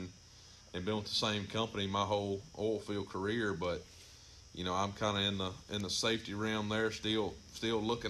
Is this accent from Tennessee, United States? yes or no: no; Amite County, Mississippi, United States; also born or lived in Smithdale, Mississippi; I grew up here in Amick County myself, kind of born and raised in the western central part of the county